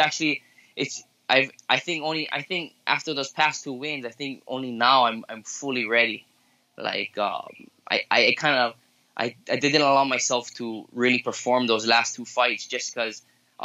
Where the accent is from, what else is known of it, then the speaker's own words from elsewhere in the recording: Philippines; I'm Filipino